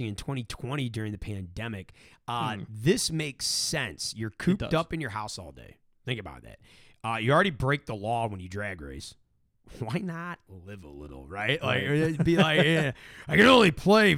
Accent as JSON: {"language": "English", "town": "St. Louis", "region": "Missouri", "country": "United States", "tie": "born or raised there", "said": "We grew up near Lindbergh"}